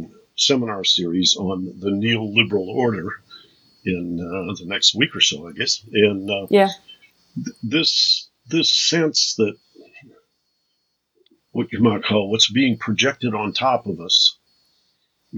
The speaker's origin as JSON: {"language": "English", "town": "Detroit", "region": "Michigan", "country": "United States", "said": "I come from Detroit"}